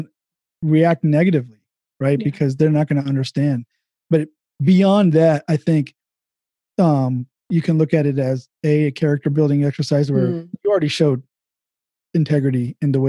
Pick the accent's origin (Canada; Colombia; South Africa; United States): United States; Dayton, Ohio; I grew up in Dayton